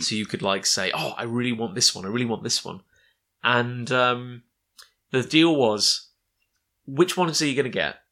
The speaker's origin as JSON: {"language": "English", "country": "United Kingdom", "tie": "born or raised there", "said": "a kid growing up in Britain, as, as we both did"}